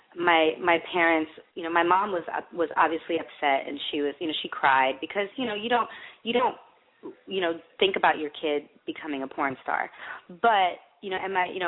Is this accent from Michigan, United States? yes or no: yes; Michigan, United States; I grew up in Michigan where there's nothing to do.